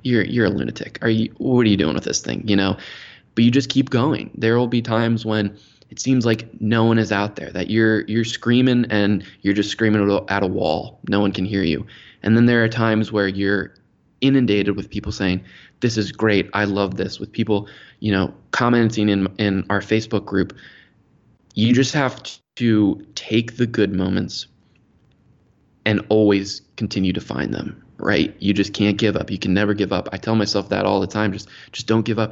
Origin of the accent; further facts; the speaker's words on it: Maryland, United States; born and raised in Maryland, just outside of D C, the nation's capital.